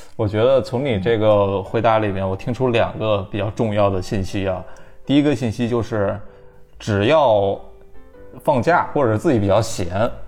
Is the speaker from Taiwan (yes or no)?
no; Anhui, China; 我不是北方，我是南方人，我是安徽的